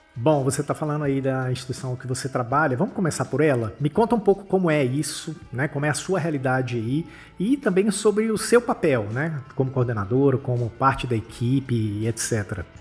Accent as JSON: {"language": "Portuguese", "country": "Brazil", "said": "Enquanto brasileiros"}